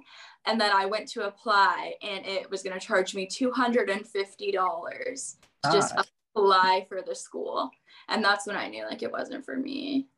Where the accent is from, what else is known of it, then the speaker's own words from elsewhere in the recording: Colorado, United States; moved away as an adult; now in Arizona, United States; I am originally from Colorado, so I went out of state to college because obviously I go to ASU now.